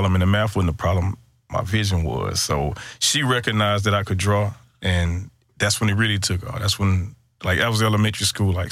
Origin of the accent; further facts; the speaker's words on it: Houston, Texas, United States; I'm from Houston, Texas. And inside Houston, Texas, a small part of town called Cashmere Gardens